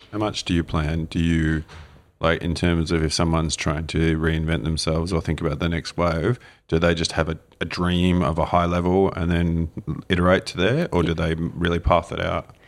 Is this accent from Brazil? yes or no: no; Australia; now in New Zealand; As an Aussie growing up, you know there were so many regions in Australia